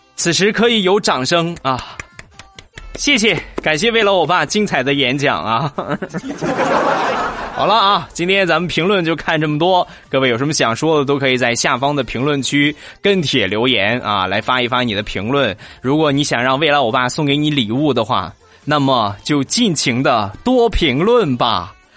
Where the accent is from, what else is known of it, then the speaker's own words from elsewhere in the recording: Rizhao, Shandong, China; 我们家乡的特产，日照绿茶